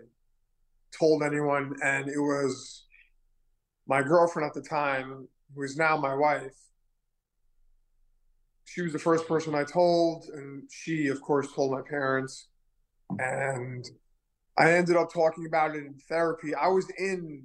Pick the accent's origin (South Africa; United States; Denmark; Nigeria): United States; New York City, New York; also born or lived in Manhattan; I was born in Manhattan. I was raised in Queens